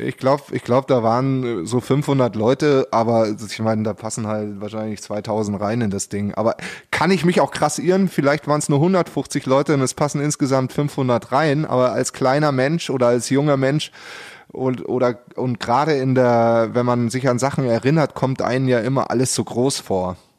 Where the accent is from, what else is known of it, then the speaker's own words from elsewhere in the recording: Pullach, Bavaria, Germany; in dem Kaff, wo ich herkomme, also aus Pullach